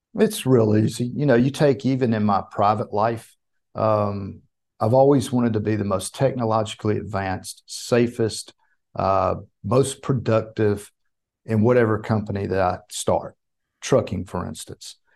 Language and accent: English; the South, United States; I'm from the South